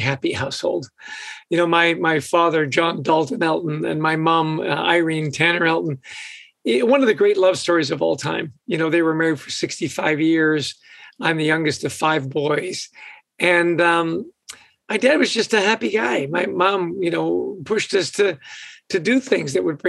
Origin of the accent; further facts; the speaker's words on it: West Vancouver, British Columbia, Canada; moved away; I grew up in West Vancouver, so we got that Canadian connection.